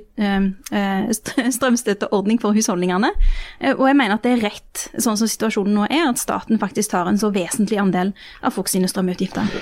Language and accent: Norwegian; Rogaland, Norway; heimfylket mitt